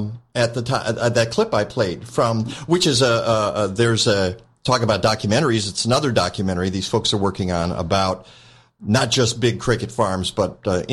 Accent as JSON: {"language": "English", "town": "Detroit", "region": "Michigan", "country": "United States", "said": "I'm from Detroit."}